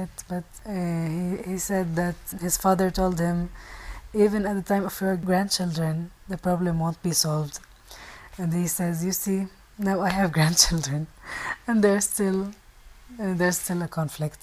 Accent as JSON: {"language": "English", "region": "Northern District", "country": "Israel", "tie": "born or raised there", "said": "I grew up in Israel."}